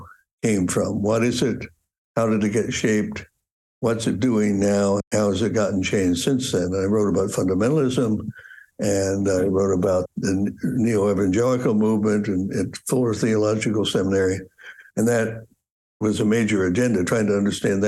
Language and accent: English; Middletown, Pennsylvania, United States; I grew up in Middletown, Pennsylvania, which is near Harrisburg